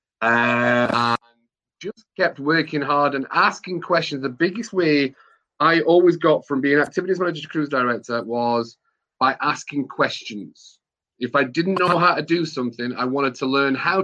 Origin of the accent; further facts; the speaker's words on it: England, United Kingdom; being an English person